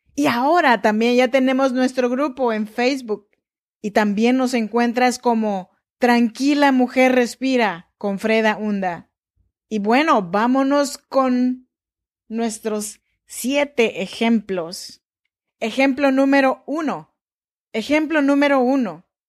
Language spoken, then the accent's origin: Spanish; Chinantla region, Oaxaca, Mexico; Yo soy mexicana, eh, oaxaqueña, de la región chinanteca